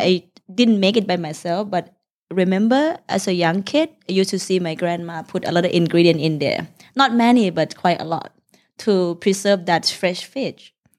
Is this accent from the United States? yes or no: no; Udon Thani, Thailand; English is a second language; now in Bangkok, Thailand; we come from Udontani, the northeastern part of Thailand, uh, which is near Laos